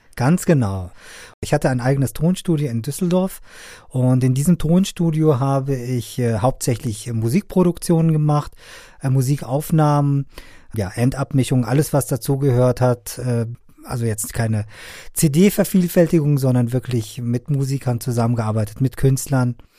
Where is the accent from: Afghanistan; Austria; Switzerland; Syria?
Afghanistan; now in Germany; ich komme ja ursprünglich aus Afghanistan